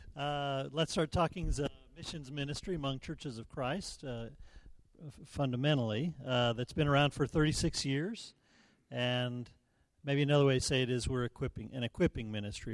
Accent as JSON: {"language": "English", "region": "New Mexico", "country": "United States", "also_born_or_lived": "Memphis", "moved": "yes", "said": "I'm from New Mexico"}